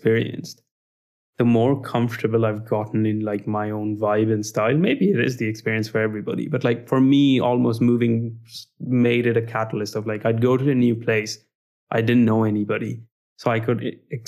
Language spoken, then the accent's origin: English; India; also born or lived in Montreal, Canada; now in Dublin, Ireland; I have had the experience of growing up in India as a person of color